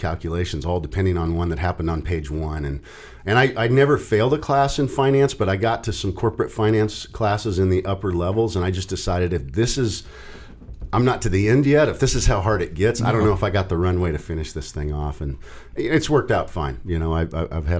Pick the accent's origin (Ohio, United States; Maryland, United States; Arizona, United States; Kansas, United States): Kansas, United States; Norton; also born or lived in Oklahoma City, Oklahoma / Norman, Oklahoma / Arkansas; now in Kearney, United States; The bulk of my childhood was around Norton, Kansas